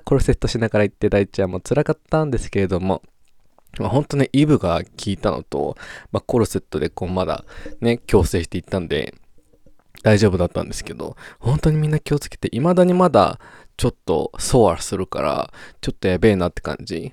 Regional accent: Japan; moved away as an adult; also born or lived in Australia; 日本にで生まれた以上、日本で育った以上

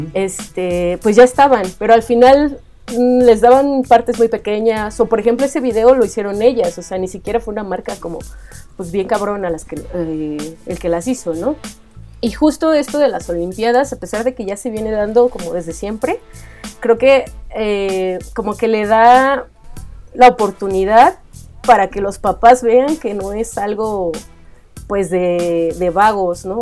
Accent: Ecatepec?, State of Mexico, Mexico; yo soy de Scali, el Estado de México

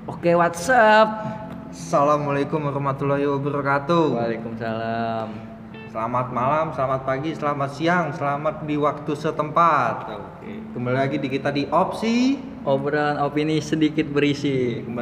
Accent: Depok, West Java, Indonesia; gue dari Depok.

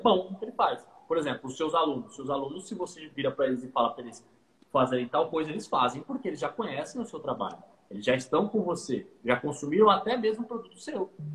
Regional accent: Santos, São Paulo, Brazil; sou natural de Santos, litoral paulista

